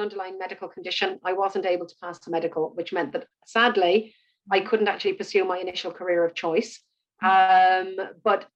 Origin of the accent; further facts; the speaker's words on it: Ireland; also born or lived in Birmingham, United Kingdom / Cork, Ireland; I'm born and bred in Ireland. I live in Cork, in the south of the country.